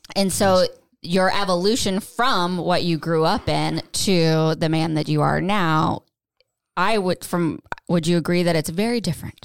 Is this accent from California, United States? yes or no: no; Tampa, Florida, United States; moved away as an adult; also born or lived in Pennsylvania; now in North Carolina, United States; I grew up in Tampa, not the safest.